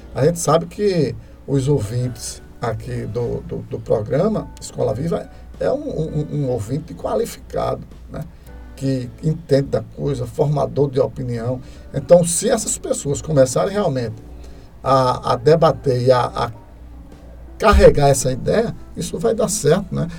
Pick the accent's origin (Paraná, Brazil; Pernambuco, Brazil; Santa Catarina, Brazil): Pernambuco, Brazil; Carpina; eu nasci aqui em Carpina, nasci em Carpina em 1966, né? É, vou fazer 56 anos, né? E a gente fui criado aqui